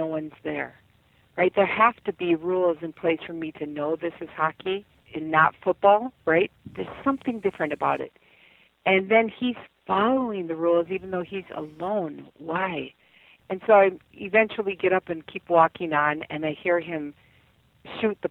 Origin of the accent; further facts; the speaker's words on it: South Dakota, United States; now in Minnesota, United States; I grew up in South Dakota